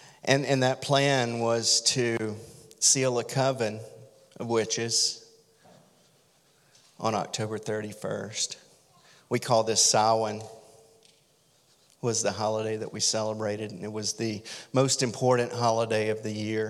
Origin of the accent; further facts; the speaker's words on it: Deep South, United States; I grew up in the Deep South